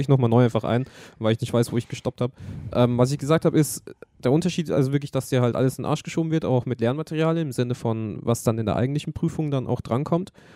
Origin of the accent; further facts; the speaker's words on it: Germany; wir sind aus Deutschland